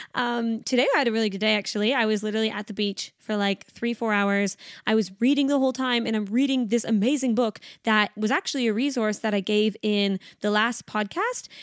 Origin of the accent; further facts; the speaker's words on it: Canada; now in Sydney, Australia; I am Canadian. I live in Sydney, Australia